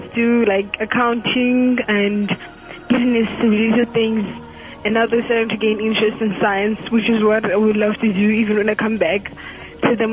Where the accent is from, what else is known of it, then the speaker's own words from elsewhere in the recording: South Africa; I'm from South Africa.